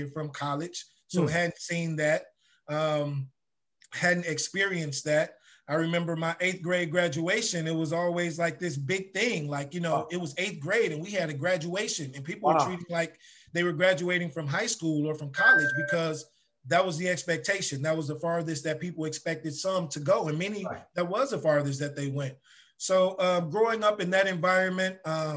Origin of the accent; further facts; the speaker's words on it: Chicago, Illinois, United States; I grew up in Ida B. Wells projects. That's where I was born and raised up until I got ready to go to high school